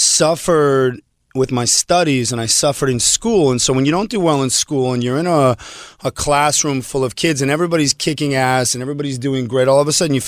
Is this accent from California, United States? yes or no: yes; Beverly Hills, California, United States; also born or lived in Montreal, Canada / Israel; I grew up here, and I grew up, I went to Beverly Vista and then Beverly Hills High School, but like I'm an L.A. kid.